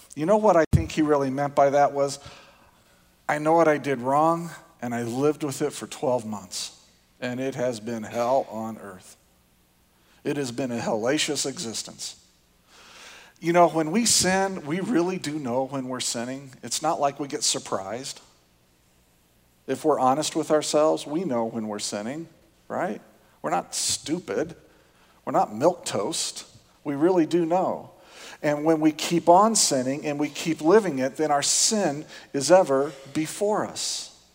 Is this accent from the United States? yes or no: yes; Indiana, United States; moved away; I grew up in Indiana. It's a different culture. We have different ways of dealing with things down there